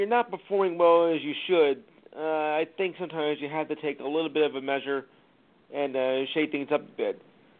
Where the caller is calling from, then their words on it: New Jersey, United States; Good evening. I'm calling from New Jersey. That's the 973 area code.